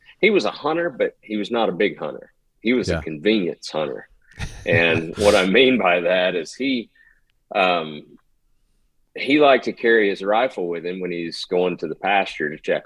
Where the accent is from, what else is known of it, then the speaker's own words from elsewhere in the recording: Northwest Florida, United States; So I grew up in Northwest Florida